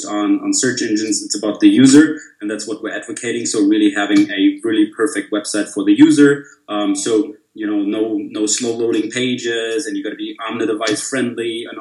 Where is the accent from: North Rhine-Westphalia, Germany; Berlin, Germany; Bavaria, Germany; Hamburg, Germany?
Bavaria, Germany; also born or lived in Munich; I'm from Germany, live in Munich, so Bavarian through and through.